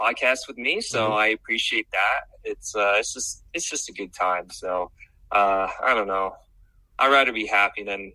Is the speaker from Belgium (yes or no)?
no; Sweden; now in Charlotte, United States; growing up in Sweden, we're only like 9 million people in Sweden, that whole country